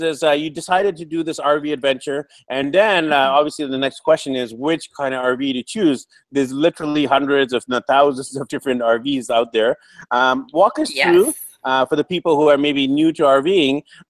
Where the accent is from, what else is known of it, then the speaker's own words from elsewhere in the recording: Vancouver, British Columbia, Canada; moved away as an adult; now in Medellin, Colombia; I'm from Vancouver, BC, Canada